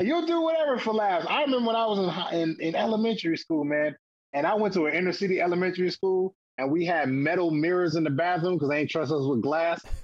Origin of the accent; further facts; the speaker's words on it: Toledo, Ohio, United States; I'm from Toledo, and there was a comedy club there